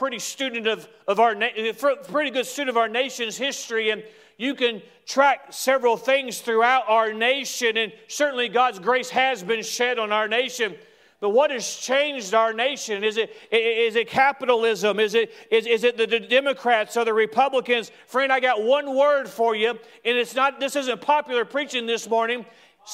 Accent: United States; as an American

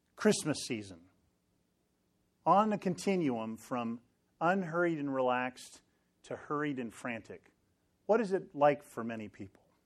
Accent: Sacramento, California, United States; moved away; I grew up in Sacramento

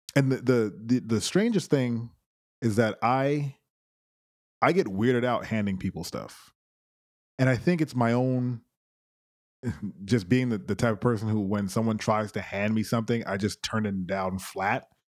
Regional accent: Brooklyn, New York, United States; I am from Brooklyn, born and raised, no playgrounds

